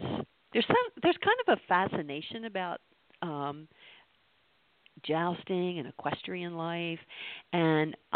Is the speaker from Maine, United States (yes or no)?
no; Maryland, United States; we're from Maryland, so I have a heart for my hometown in Maryland